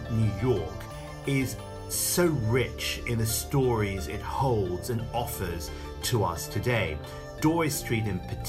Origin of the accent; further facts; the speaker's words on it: London, United Kingdom; the Chinatowns where I grew up in London